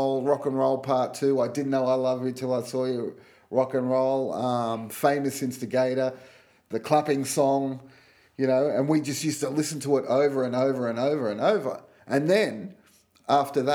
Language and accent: English; Sydney, New South Wales, Australia; growing up in Australia, we didn't have Top of the Pops.